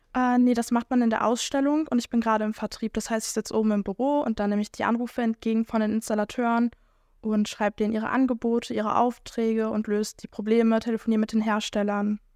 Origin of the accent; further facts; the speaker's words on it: Schwelm, North Rhine-Westphalia, Germany; ich komme tatsächlich aus Schwelm